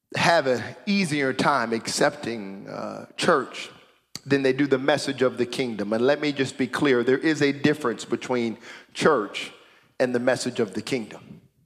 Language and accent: English; United States; now in Canada; America, where I am from